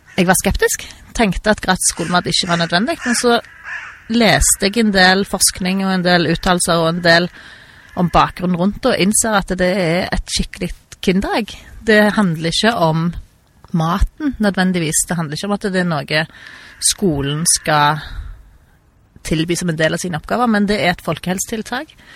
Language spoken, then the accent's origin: Norwegian; Stavanger, Rogaland, Norway; also born or lived in Perth, Australia / Bergen; Jeg er født og oppvokst i Stavanger.